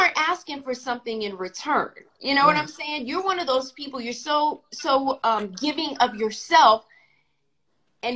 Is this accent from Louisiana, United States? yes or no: yes; Louisiana, United States; I'm from Louisiana, and it's always family first